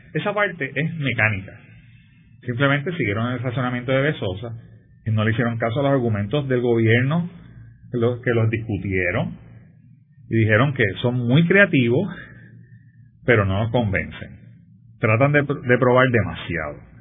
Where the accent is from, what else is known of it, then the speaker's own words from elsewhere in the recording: Puerto Rico; somos un territorio de los Estados Unidos